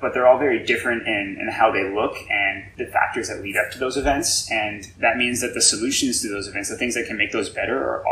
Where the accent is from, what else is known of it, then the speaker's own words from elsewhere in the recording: El Paso, Texas, United States; moved away as an adult; also born or lived in Denver, Colorado; now in Houston, United States; I am originally from El Paso, Texas. I went to El Paso High